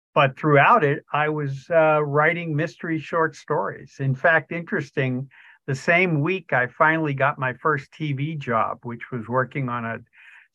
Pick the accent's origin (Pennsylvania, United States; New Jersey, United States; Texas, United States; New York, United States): Pennsylvania, United States; Pittsburgh; moved away; my hometown of Pittsburgh